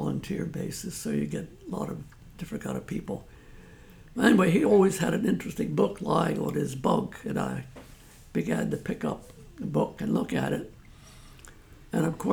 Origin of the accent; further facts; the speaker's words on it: Washington, District of Columbia, United States; I was born in Washington, D.C. My parents were both immigrants from Italy. And I grew up in a rougher part of Washington, D.C.